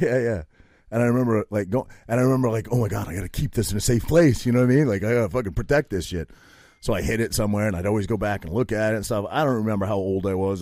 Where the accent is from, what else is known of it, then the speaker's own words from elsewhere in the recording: Maine, United States; I grew up in Maine